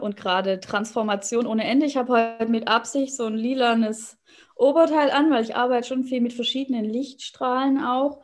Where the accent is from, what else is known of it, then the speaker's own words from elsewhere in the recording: Swabia, Baden-Württemberg, Germany; moved away as an adult; now in Hannover, Germany; ursprünglich aus dem Schwabenland, da bin ich groß geworden